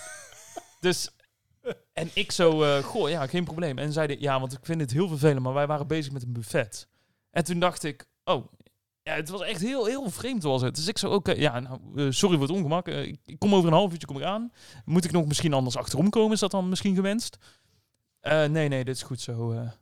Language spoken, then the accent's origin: Dutch; Netherlands; Ik ben wel een Nederlander